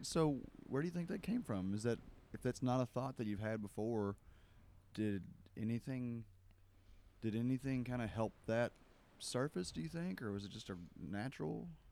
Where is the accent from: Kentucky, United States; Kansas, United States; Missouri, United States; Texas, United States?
Kentucky, United States; I grew up in Kentucky.